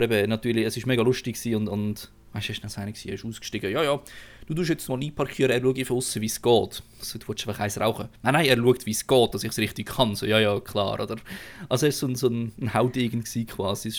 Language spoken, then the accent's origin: German; Aargau, Switzerland; als Aargauer ist man sich eh nicht so Stadtfahren gewöhnt